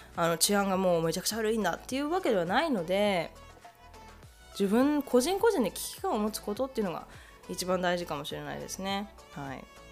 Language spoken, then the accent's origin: Japanese; Japan; now in Canada; 日本で生まれ育っているので